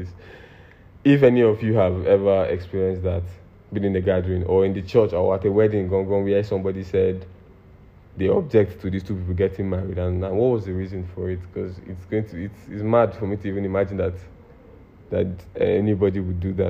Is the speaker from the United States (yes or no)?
no; Nigeria